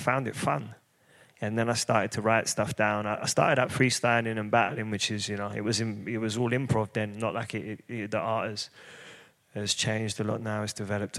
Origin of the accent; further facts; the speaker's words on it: London, United Kingdom; I grew up in East London